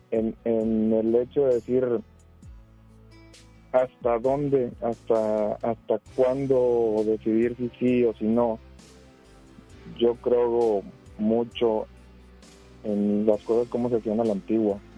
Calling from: Escobedo, Nuevo León, Mexico; de acá de Escobedo, ahorita estoy en Escobedo en el trabajo.

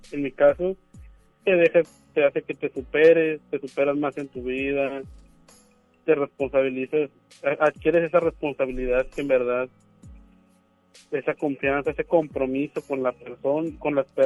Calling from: Guadalupe, Nuevo León, Mexico; Aquí voy manejando de Guadalupe hacia, hacia Juárez.

